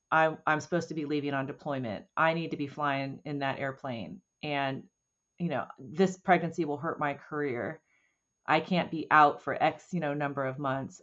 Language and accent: English; Oceanside, California, United States; I grew up outside of Camp Pendleton